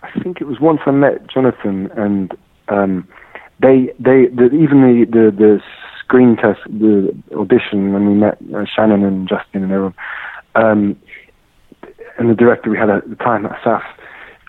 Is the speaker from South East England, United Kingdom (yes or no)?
yes; Surrey, South East England, United Kingdom; now in London, United Kingdom; I grew up in Surrey, in England, and I always saw myself as British, as English